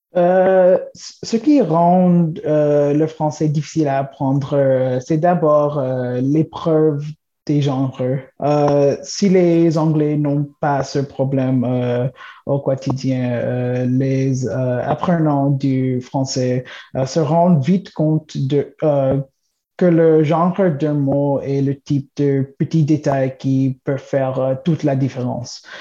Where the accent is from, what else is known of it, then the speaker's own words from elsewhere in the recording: Toronto, Ontario, Canada; French is a second language; de Toronto